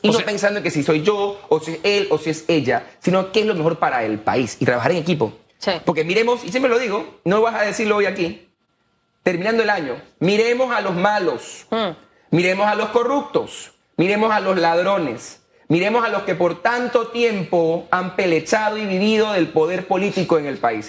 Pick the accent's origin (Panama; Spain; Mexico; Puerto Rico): Panama; soy panameño